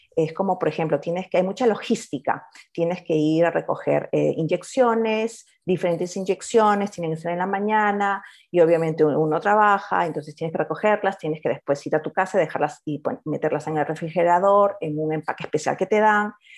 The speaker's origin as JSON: {"language": "Spanish", "region": "Lima", "country": "Peru", "moved": "as an adult", "lives_now": "Australia", "said": "por el acento ya deben de estar adivinando, soy de Perú, ah, de la capital, y nos mudamos acá a Australia en el 2006"}